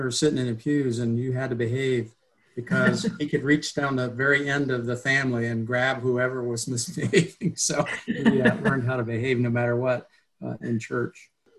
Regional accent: Circleville, Ohio, United States; I grew up in a Catholic family. There were five siblings, there were six of us, in Circleville, Ohio, at St. Joseph Catholic Church there. Both my parents were Catholic, growing up Catholic.

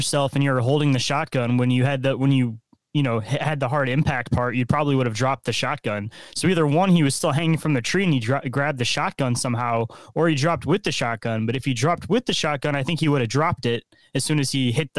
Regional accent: Michigan, United States; I'm from Michigan.

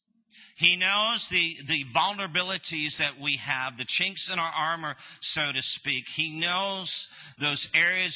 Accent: Canada; moved away as an adult; also born or lived in United States; we are originally from Canada.

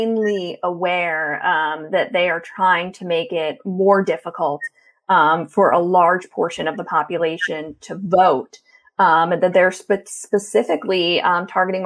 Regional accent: Florida, United States; my home state of Florida, where I was raised

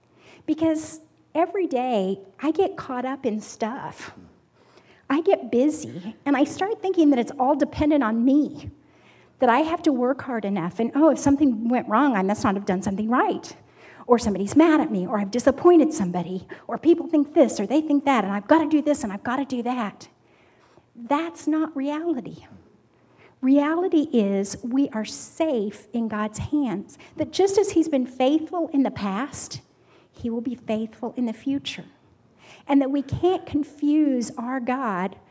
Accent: Kansas, United States; I'm from Kansas

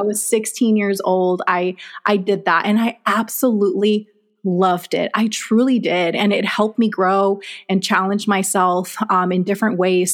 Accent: Texas, United States; also born or lived in Mexico; now in Arizona, United States; I was born in Mexico. Um, we grew up majority of our childhood in Texas, moved to Arizona.

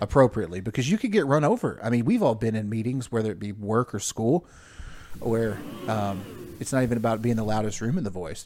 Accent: United States; as an American

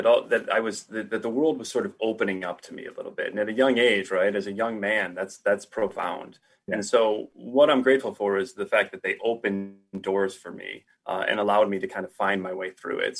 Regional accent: Toledo, Ohio, United States; moved away; grew up in Ohio, Toledo, just outside of Toledo

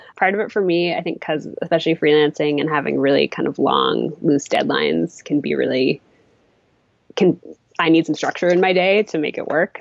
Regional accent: Massachusetts, United States; moved away as an adult; also born or lived in Maine; I'm from Massachusetts originally

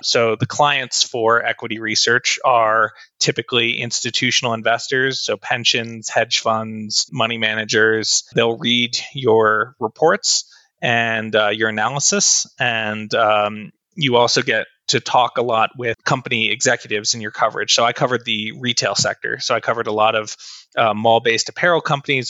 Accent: New Jersey, United States; moved away as an adult; also born or lived in Texas / Utah; now in Colorado, United States; grew up in New Jersey and I was there my entire childhood up until I turned 18.

